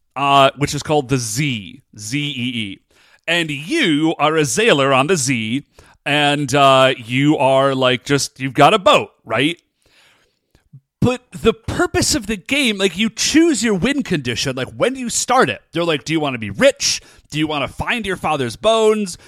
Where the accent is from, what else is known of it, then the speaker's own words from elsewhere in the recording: Cleveland, Ohio, United States; I'm from Cleveland. I can handle the winter